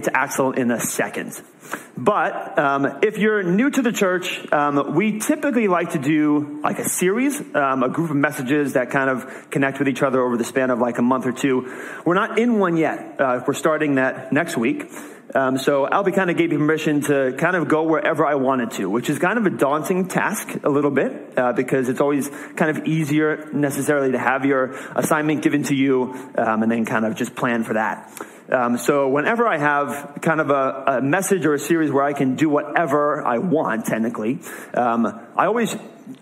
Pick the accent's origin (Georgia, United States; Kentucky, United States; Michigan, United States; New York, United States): New York, United States; moved away as an adult; now in New England, United States; I'm from New York